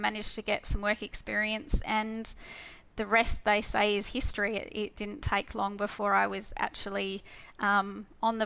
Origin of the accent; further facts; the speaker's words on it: Perth, Western Australia, Australia; So I was born in Perth, so I've been here all my life. And I've done quite a bit of travelling, but my whole upbringing and career has been based here in Perth.